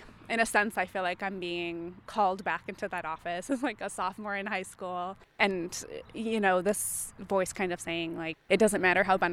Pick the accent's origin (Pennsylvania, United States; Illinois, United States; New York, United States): Illinois, United States; Rockford; how significant those types of programs and projects were in my life growing up in Rockford